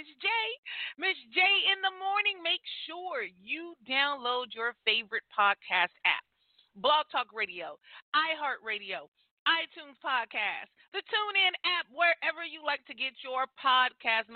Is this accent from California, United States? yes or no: yes; near the Bay Area, California, United States; Bay Area, California, close to my hometown. You know what I mean? I'm a Cali girl.